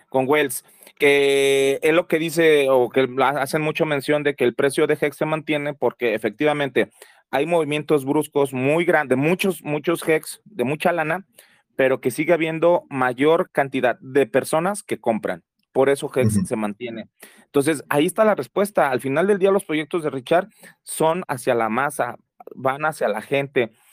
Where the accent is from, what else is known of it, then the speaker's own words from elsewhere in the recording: Mexico; como buenos mexicanos tenemos el güey en la boca